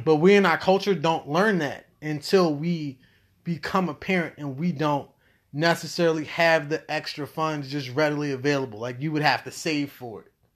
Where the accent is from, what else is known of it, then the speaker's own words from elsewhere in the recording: United States; I'm from America.